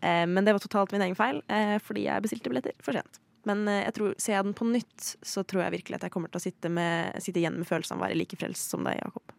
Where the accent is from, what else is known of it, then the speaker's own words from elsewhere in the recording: Sweden; moved away; Jeg er svensk